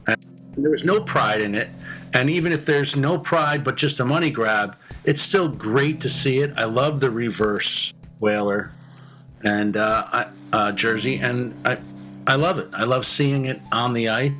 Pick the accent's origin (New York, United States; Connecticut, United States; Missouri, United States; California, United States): Connecticut, United States; I grew up in Connecticut